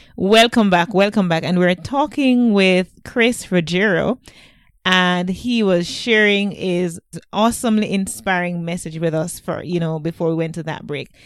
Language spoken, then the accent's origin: English; Jamaica; I'm from Jamaica